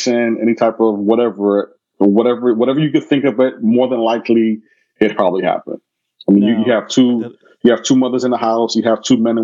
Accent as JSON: {"language": "English", "town": "New York City", "region": "New York", "country": "United States", "also_born_or_lived": "Canada", "moved": "as an adult", "said": "I'm from Brooklyn"}